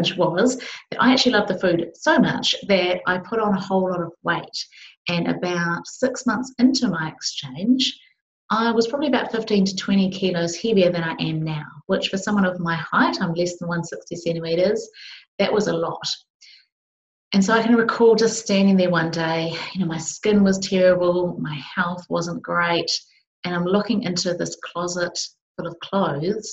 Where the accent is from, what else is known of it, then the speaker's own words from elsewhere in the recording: Palmerston North, Manawatū-Whanganui, New Zealand; I was just a young kid growing up in Palmerston North, New Zealand, small city in New Zealand.